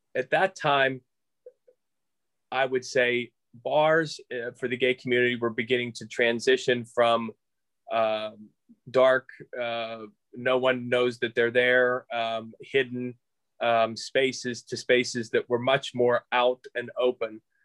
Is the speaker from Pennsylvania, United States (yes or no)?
yes; Moon Township, Pennsylvania, United States; also born or lived in Thornburg, Pennsylvania; I'm originally from uh, Moon Township, so out by the airport. Uh, my mother and family still live in the same. Well, my mother now lives in the same house that we grew up